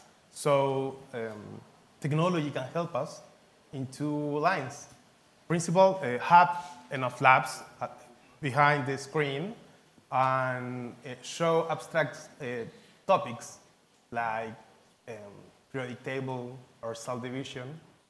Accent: Chile; from Chile.

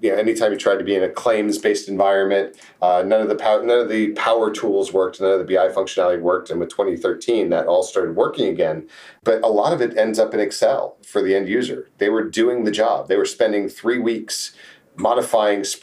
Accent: Jacksonville, Florida, United States; also born or lived in Texas / New England; now in San Antonio, United States; I grew up in Jacksonville, Florida. Did my formative years there, and then became a Texan after

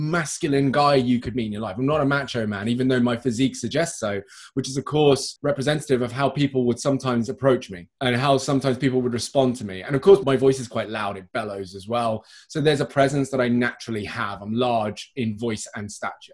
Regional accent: United Kingdom; accent: well-spoken British; I'm British

